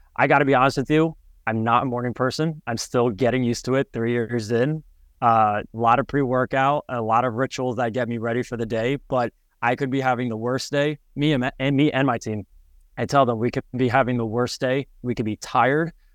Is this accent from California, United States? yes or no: no; Westchester, New York, United States; moved away; also born or lived in Connecticut; I'm originally from Westchester, New York, right outside of New York City. And, um, grew up in the suburban